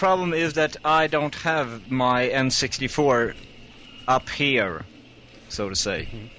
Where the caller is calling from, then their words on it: Sweden; This is that one … from Sweden.